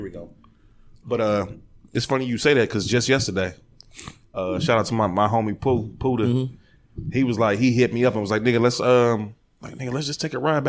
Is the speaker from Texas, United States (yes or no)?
no; Cleveland, Ohio, United States; my grandmother's street where I grew up on Orinoco, Hayden, Orinoco